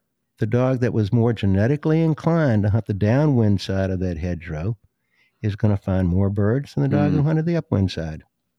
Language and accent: English; the South, United States; When I was a kid growing up in the South, there were no hockey teams.